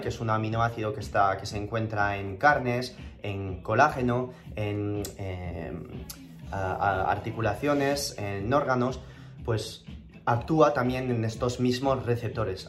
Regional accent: Toulouse, Occitania, France; accent: French; moved away as an adult; also born or lived in Madrid; now in San Francisco, United States; yo nací en Toulouse, en el sur de Francia, y pasé 19 años ahí en mi vida y, me vine a Madrid eh, en el 2011 mm, eh, y hablo español con el acento francés

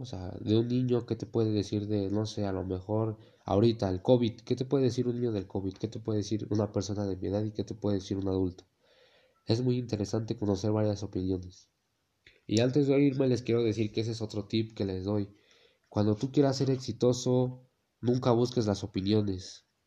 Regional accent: Mexico; en mi país, México

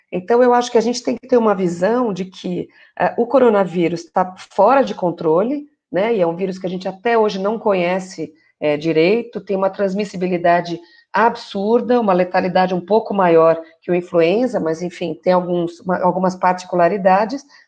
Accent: São Paulo, Brazil; also born or lived in São Caetano do Sul; sou aqui de São Paulo, na verdade eu falo aqui de São Caetano do Sul

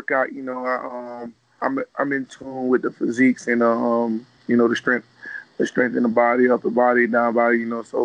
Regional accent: Miami, Florida, United States; I'm the General of my hometown, which is Little Haiti

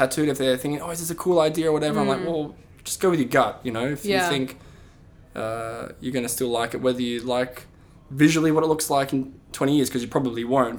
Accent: Sydney, New South Wales, Australia; moved away as an adult; also born or lived in Essex; now in London, United Kingdom; I'm a tattooer from Sydney, Australia, and I currently live and work in London.

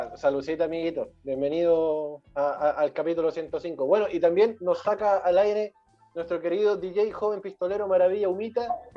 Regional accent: Chile; nosotros somos chilenos

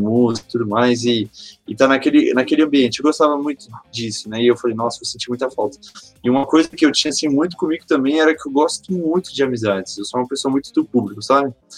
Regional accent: Mauá, São Paulo, Brazil; also born or lived in São Bernardo do Campo, São Paulo; eu sou nascido aqui em Mauá, São Paulo

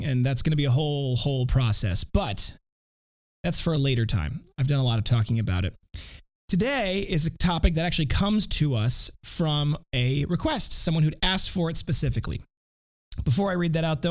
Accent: Janesville, Wisconsin, United States; I was born and raised in Janesville, Wisconsin, where the Parker Pen Company was founded

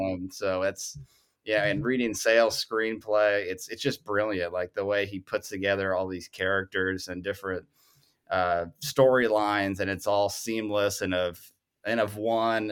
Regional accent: Worth County, Missouri, United States; I grew up in Northwest Missouri

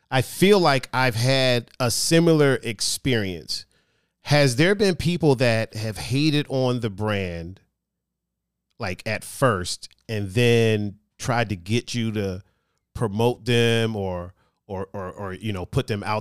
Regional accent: Cleveland, Ohio, United States; if somebody's talking trash about I'm from Cleveland, right?

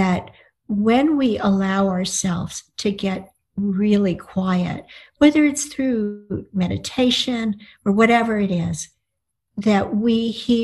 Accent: United States; sono una scrittrice americana, I'm an American writer.

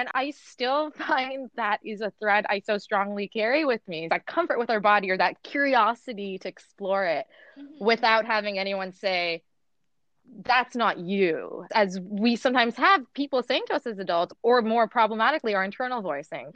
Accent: Toronto, Ontario, Canada; also born or lived in Dubai; I grew up in Canada after I moved to Toronto from Dubai. I was 6 years old

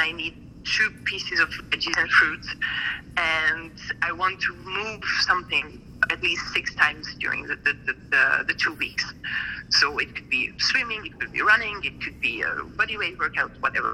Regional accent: Hungary; moved away as an adult; now in France; in 7 weeks I would go home to my hometown into Hungary

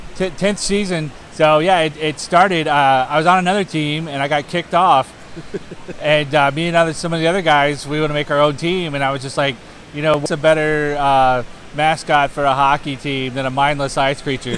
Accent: Detroit, Michigan, United States; now in Nashville, United States; Yeah, I grew up in Detroit

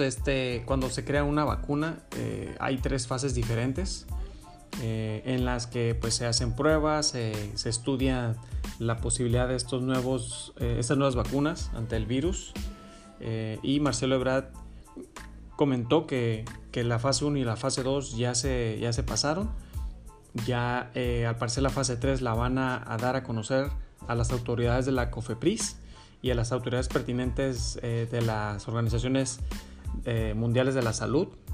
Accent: Mexico; nosotros como mexicanos

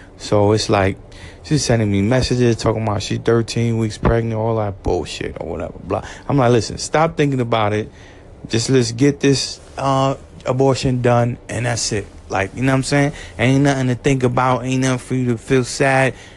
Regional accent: New York City, New York, United States; I'm from Brooklyn

